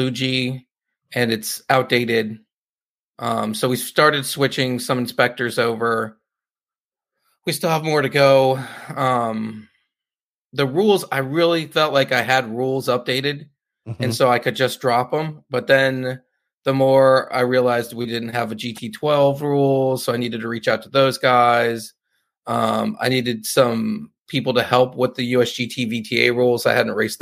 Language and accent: English; Northern California, United States; moved away; I'm from Northern California, so it's almost like going home